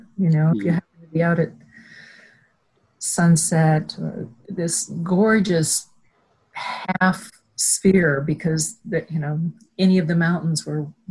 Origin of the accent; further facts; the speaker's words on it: about 20 miles south of Inverness, on the High Line, Montana, United States; I actually grew up about 20 miles south of Inverness